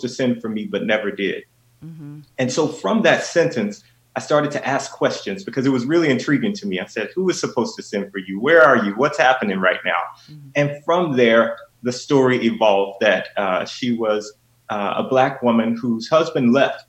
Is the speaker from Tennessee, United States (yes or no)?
yes; Memphis, Tennessee, United States; growing up in Memphis, Tennessee